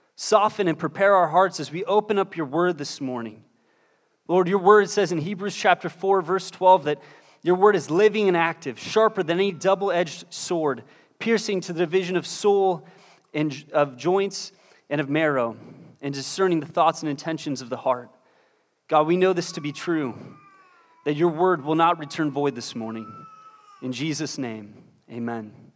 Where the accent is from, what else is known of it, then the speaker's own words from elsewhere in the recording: Pittsburgh, Pennsylvania, United States; moved away; I'm originally from Pittsburgh, Pennsylvania